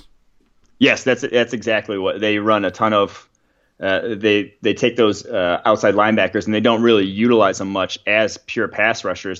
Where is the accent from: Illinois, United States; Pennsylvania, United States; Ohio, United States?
Illinois, United States; Champaign; moved away as an adult; also born or lived in Milwaukee, Wisconsin; now in Cincinnati, United States; I went to high school in Champaign, Illinois, right by the campus of U